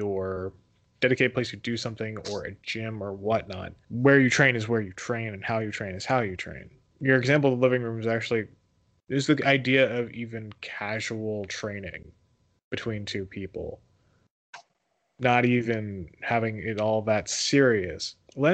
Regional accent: Philadelphia, Pennsylvania, United States; I'm from Philadelphia

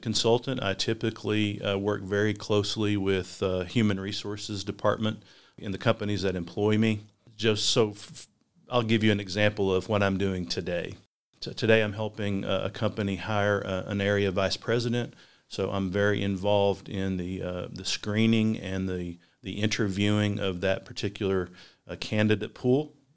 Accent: Hazard, Kentucky, United States; also born or lived in Virginia; now in Richmond, United States; I'm a product of Eastern Kentucky. I grew up in Perry County or Hazard.

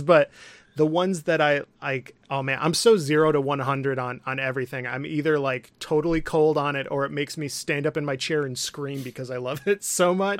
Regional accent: Midland, Michigan, United States; I'm from Midland, Michigan, um, which is a little town

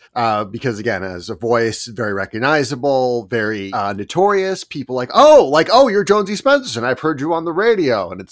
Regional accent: New York City, New York, United States; I'm from New York City

